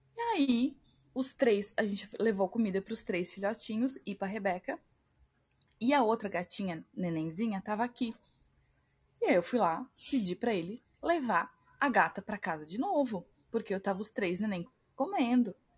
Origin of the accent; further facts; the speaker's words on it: Pomerode, Santa Catarina, Brazil; also born or lived in Florianópolis; eu sou de Florianópolis, nasci aqui, mas eu cresci, passei é, são uns 10, 12 anos da minha vida em Pomerode, que é uma cidade aqui de Santa Catarina